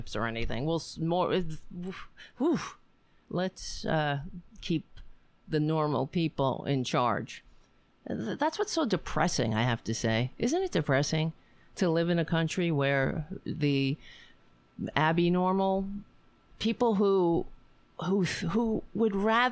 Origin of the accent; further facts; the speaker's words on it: United States; I'm an American